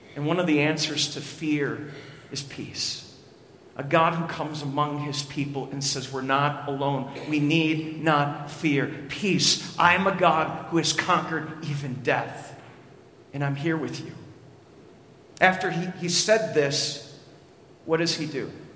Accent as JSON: {"language": "English", "town": "Lester Prairie", "region": "Minnesota", "country": "United States", "tie": "born or raised there", "said": "I grew up in Lester Prairie, Minnesota, population of 1,003"}